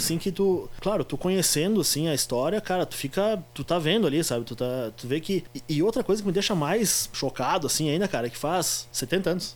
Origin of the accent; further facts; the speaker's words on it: Brazil; sou brasileiro